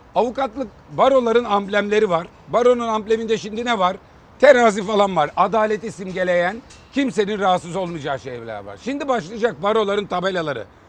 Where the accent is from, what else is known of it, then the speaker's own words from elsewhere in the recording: Manisa, Turkey; Manisalıyım ben